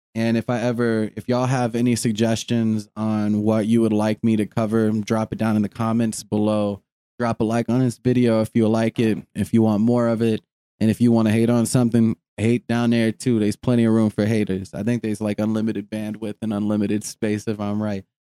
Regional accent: United States; we as an American people

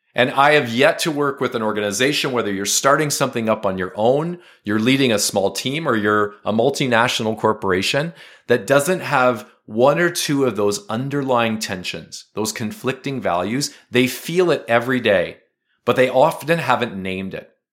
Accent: Canada; as a Canadian, we're bilingual. We're a bilingual country

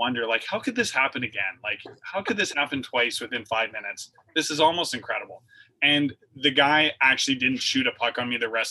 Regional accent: Canada; I was from Canada

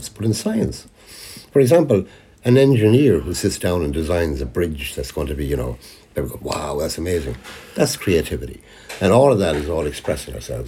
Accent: Leitrim, Connacht, Ireland; now in Dublin, Ireland; Boxty, which we grew up on in Leitrim

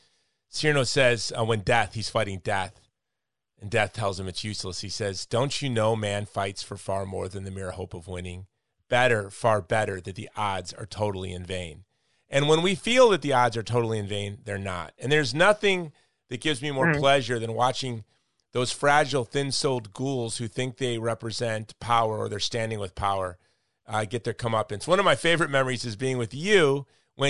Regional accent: Hawaii, United States; I'm from Hawaii

